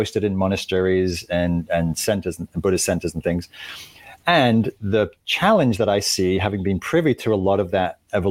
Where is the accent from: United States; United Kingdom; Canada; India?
United Kingdom; Northern England; moved away as an adult; also born or lived in London; I was raised in England, in Northern England, and moved to London.